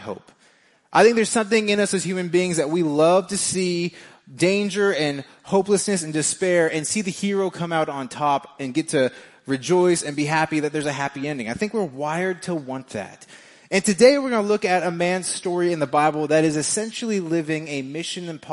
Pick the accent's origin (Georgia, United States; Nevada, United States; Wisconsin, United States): Nevada, United States; Las Vegas; moved away as an adult; now in Kansas City, United States; I am from Vegas, me and my wife